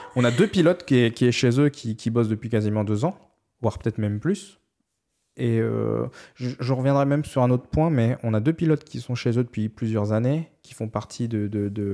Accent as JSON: {"language": "French", "country": "France", "said": "on est français"}